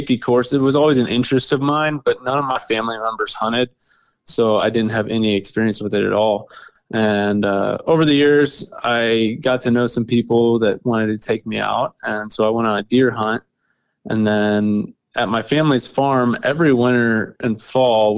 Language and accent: English; Kansas, United States; But I'm from Kansas, like I said earlier, and been a resident here my whole life